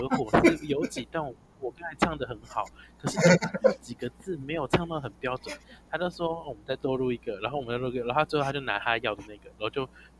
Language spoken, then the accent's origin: Chinese; Pingtung, Pingtung County, Taiwan; also born or lived in Wandan, Pingtung; 因为我是从我是出生是在眷村，然后所以我是屏东的眷村人，然后到了万丹才开始讲台语。我小时候台语很破，现在也没有到多好，可是就是比较稍微敢讲一点。